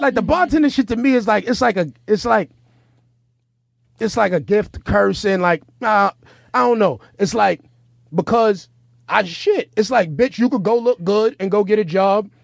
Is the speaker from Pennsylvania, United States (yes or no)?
no; New York City, New York, United States; I'm from New York City